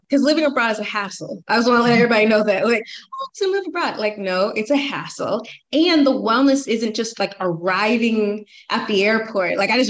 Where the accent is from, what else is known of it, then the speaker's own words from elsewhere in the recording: Atlanta, Georgia, United States; I'm from Atlanta. The societal timeline for Atlanta for women is like, you can still get married out of high school.